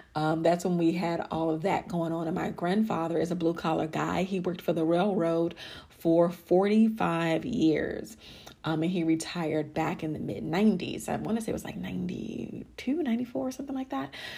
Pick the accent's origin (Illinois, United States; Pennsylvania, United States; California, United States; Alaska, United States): Illinois, United States; Chicago; moved away as an adult; also born or lived in Alabama / Miami, Florida / Dallas, Texas; now in Arlington, United States; I am originally from Chicago, Illinois, born and raised